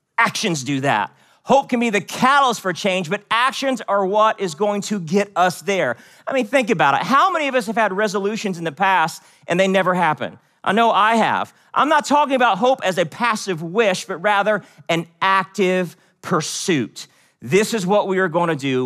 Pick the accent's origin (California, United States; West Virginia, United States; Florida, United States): West Virginia, United States; also born or lived in Seoul, South Korea; I was born in Seoul, South Korea, but I grew up in West Virginia.